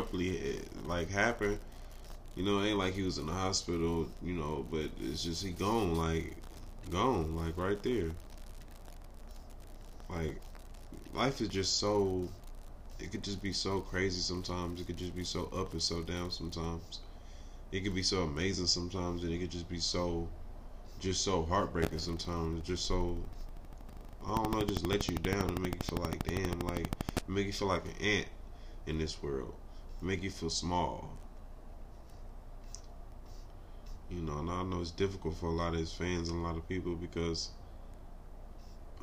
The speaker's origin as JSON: {"language": "English", "town": "Los Angeles", "region": "California", "country": "United States", "tie": "born or raised there", "said": "I'm from Watts, bro. I grew up in Watts, California."}